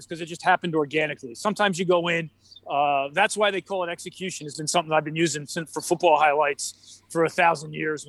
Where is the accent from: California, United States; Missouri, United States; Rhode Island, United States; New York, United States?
New York, United States; I grew up in New York when there was no lacrosse